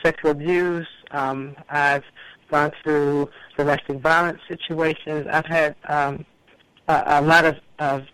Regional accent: Washington, District of Columbia, United States; I was born in Washington, D.C., actually in the Southeast. My family lives in the Southeast. I grew up with three siblings

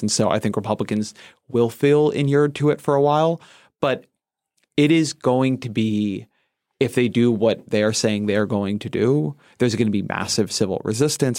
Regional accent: Southern California, United States; moved away; I grew up in Southern California

